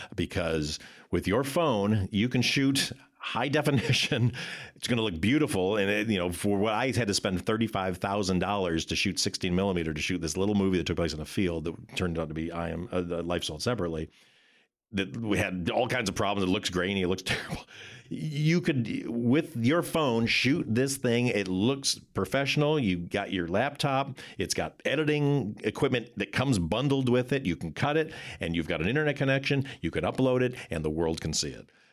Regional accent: Michigan, United States; moved away as an adult; now in California, United States; I'm a kid from Michigan

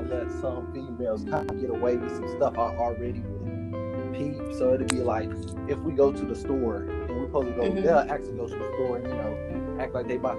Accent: San Antonio, Texas, United States; I'm from San Antonio

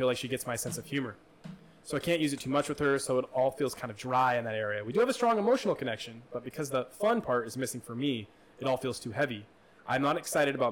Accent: Midwest, United States; moved away; I grew up in the Midwest

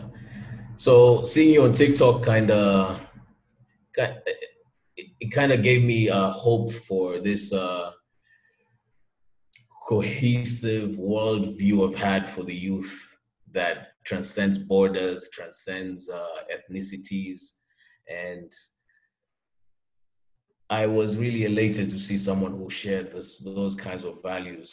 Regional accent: Mombasa, Mombasa County, Kenya; I'm from Mombasa, Kenya

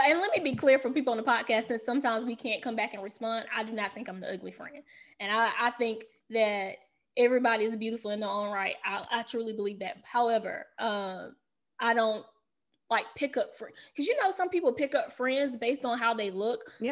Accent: the South, United States; now in Washington, D.C., United States; I'm from the South

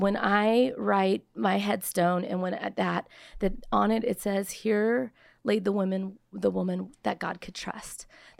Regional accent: Simi Valley, California, United States; I'm 4'11 and a half for crying out loud. You know what I mean? I come from Simi Valley, California.

